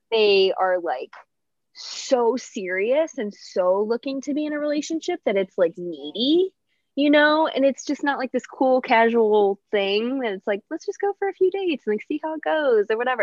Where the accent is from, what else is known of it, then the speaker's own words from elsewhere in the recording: south of Chicago, Illinois, United States; now in Dallas, United States; I live in Dallas, but I'm from Chicago. Well, oh, okay. like south of Chicago.